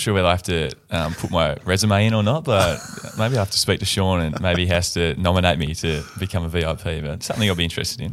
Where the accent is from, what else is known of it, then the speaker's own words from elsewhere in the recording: Tasmania, Australia; moved away as an adult; now in Fremantle, Australia; being from Tasmania, growing up in Tasmania